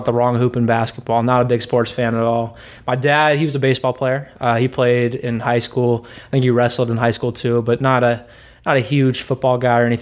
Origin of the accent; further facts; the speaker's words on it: Washington, United States; I'm from Washington